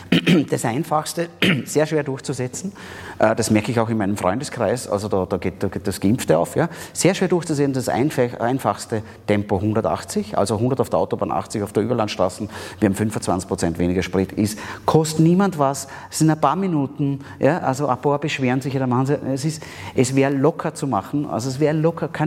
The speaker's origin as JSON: {"language": "German", "country": "Austria", "said": "Da sind wir Österreicher zum Glück relativ gut."}